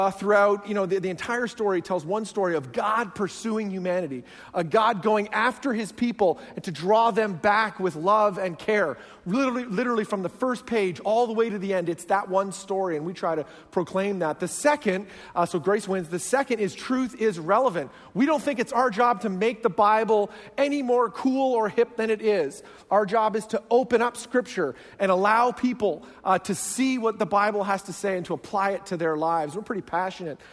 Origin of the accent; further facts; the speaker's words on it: Canada; now in New Jersey, United States; I originally grew up in Canada, and so I have a very strange accent.